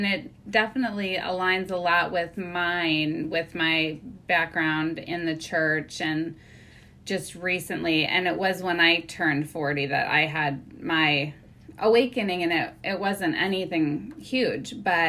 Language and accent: English; Midwest, United States; I am basically from the Midwest and have lived all over, but I probably drive through your town on my way from Ohio up to Minneapolis.